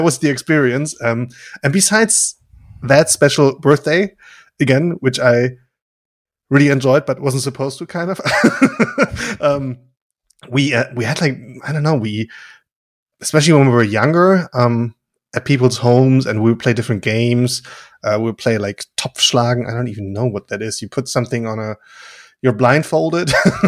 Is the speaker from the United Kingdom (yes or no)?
no; Germany; So there was this one family in our village